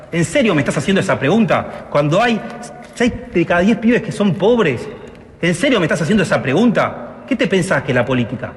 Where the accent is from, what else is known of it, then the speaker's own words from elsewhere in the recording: Buenos Aires, Argentina; soy porteño